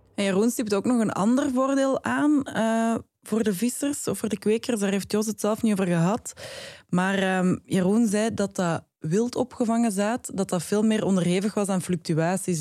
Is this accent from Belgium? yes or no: yes; Flanders, Belgium; ik ben een Vlaming.